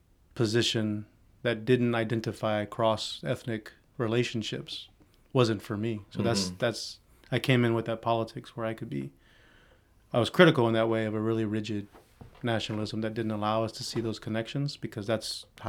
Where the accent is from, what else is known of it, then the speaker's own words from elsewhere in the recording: Southeast Texas, United States; multi-generational Mexican American. Like, I don't speak fluid Spanish. I grew up in the suburbs around a lot of white folks.